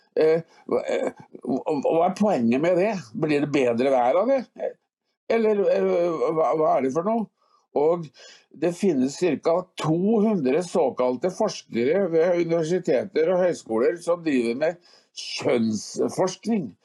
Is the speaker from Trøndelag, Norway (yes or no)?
yes; Trøndelag, Norway; jeg er trønder eh, i 19 generasjoner